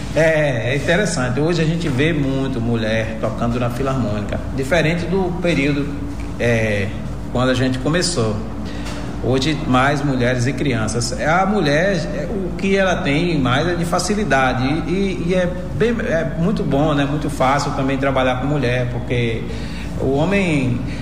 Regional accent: Jacobina, Bahia, Brazil; Eu sou natural aqui de Jacobina, precisamente ali da zona rural da Cachoeira dos Alves, dessa região onde eu nasci e me criei

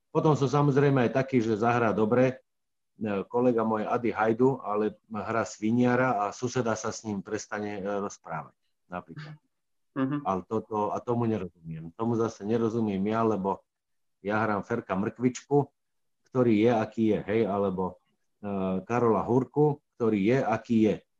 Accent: Hriňová, Banská Bystrica Region, Slovakia; also born or lived in Brezno / Heľpa; potom sa naši presťahovali do Hriňovej, keď ja som mal 5 rokov

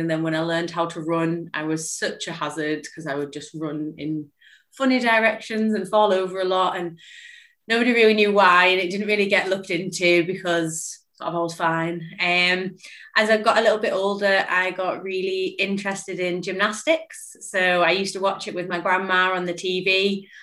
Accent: Lake District, North West England, United Kingdom; also born or lived in Liverpool; I relocated from Liverpool back up to the Lake District where I'm from.

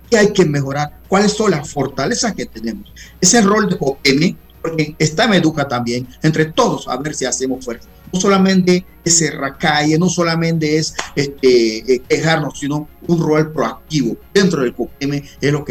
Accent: Guna Yala, Panama; yo soy de Cunayala

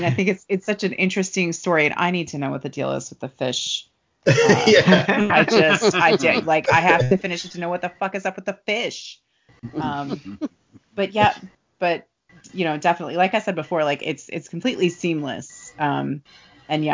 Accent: Kentucky, United States; And I live in Kentucky. I'm from Kentucky

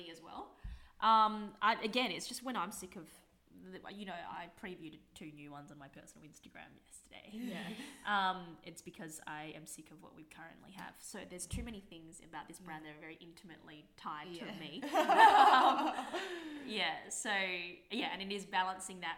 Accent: Adelaide, South Australia, Australia; I'm from Adelaide.

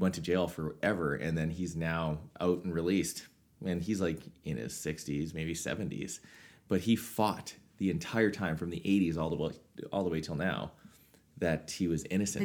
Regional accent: Swift Current, Saskatchewan, Canada; in Swift Current, my hometown.

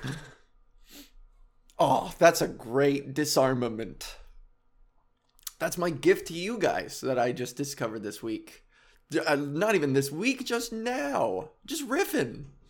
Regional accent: Whitby, Ontario, Canada; I grew up in Whitby, and in Oshawa

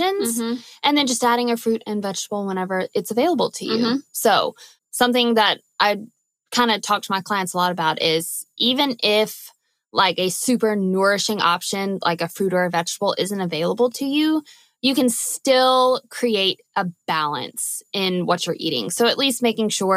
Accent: Louisiana, United States; now in Oklahoma, United States; I'm from Louisiana where we have hot and muggy, and then we have like cool and humid

